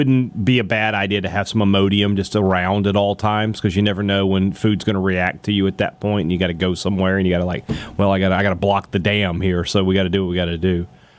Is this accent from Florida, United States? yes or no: no; Clarksdale, Mississippi, United States; ran into someone from my hometown of Clarksdale, Mississippi.